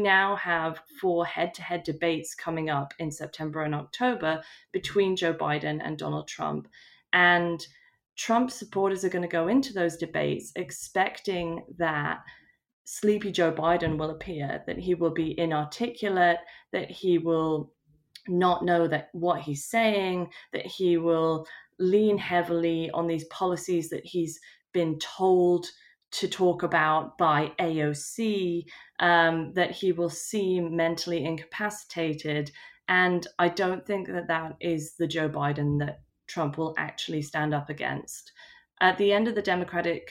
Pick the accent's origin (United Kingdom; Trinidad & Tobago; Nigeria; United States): United Kingdom; as a British person